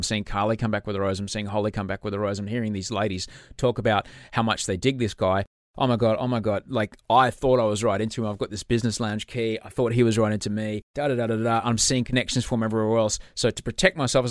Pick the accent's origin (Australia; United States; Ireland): Australia; Queensland; as a Queenslander